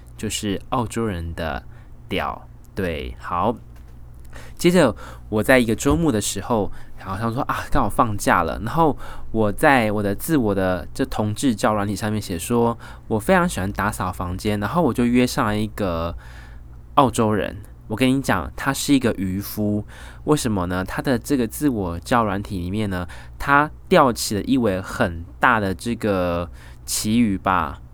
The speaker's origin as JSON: {"language": "Chinese", "country": "Taiwan", "moved": "yes", "lives_now": "Australia", "said": "我是台湾人，本人非常重视风水"}